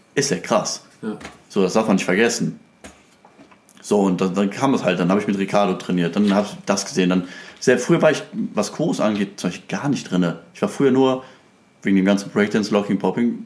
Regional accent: Krefeld, North Rhine-Westphalia, Germany; ich bin ja eigentlich aus Krefeld

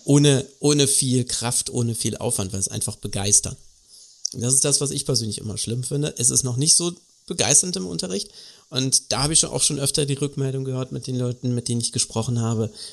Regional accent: Germany; also born or lived in Karlsruhe; bei uns in Deutschland

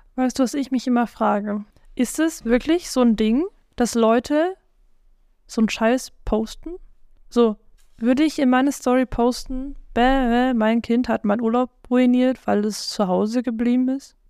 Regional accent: South Africa; ich bin südafrikanisch

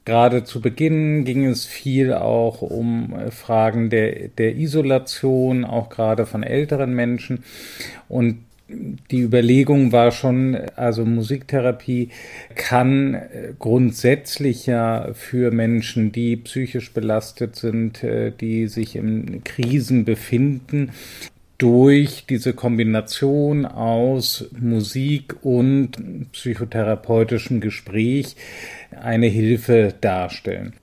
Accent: North Sea coast, Northern Germany, Germany; Da ich auch aus der Gegend komme

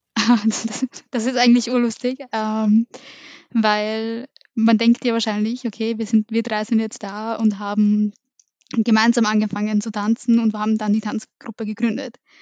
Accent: Vienna, Austria; wir sind alle in Wien aufgewachsen. Im 11. in der Wohnung bin ich aufgewachsen

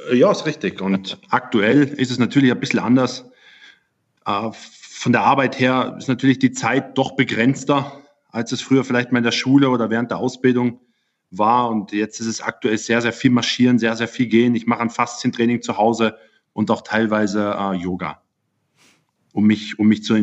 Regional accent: Germany; Ich komme ursprünglich aus Deutschland und da kommt man in diese Sportart von Opa, Papa eigentlich nur direkt hinein.

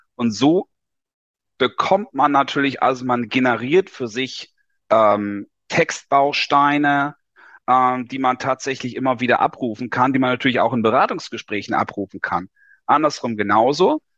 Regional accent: Lower Saxony, Germany; moved away as an adult; 1981 geboren in Niedersachsen in der Provinz, klassisch Schule gemacht

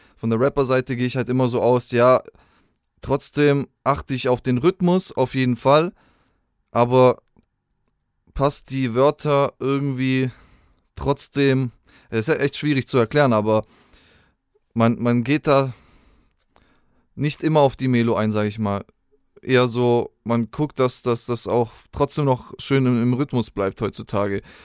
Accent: Spaichingen, Baden-Württemberg, Germany; also born or lived in Rottweil; Ursprünglich bin ich aus Speiching. Das ist ein kleiner Ort so, zwischen Stuttgart und Bodensee kann man es irgendwo so einordnen.

